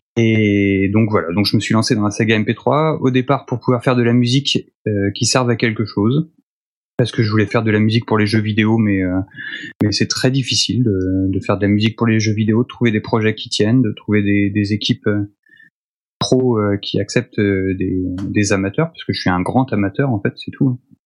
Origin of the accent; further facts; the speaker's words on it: Nantes, Pays de la Loire, France; moved away; Je suis nantais au départ